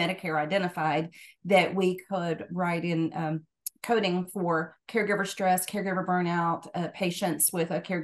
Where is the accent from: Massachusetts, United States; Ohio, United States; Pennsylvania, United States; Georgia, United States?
Georgia, United States; moved away as an adult; also born or lived in Knoxville, Tennessee; now in Tennessee, United States; I'm originally from Georgia, but moved to Tennessee in 2000.